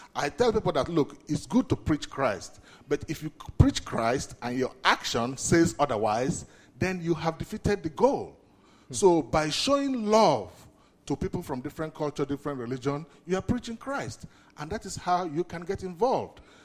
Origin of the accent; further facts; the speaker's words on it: Nigeria; moved away; I'm originally from Nigeria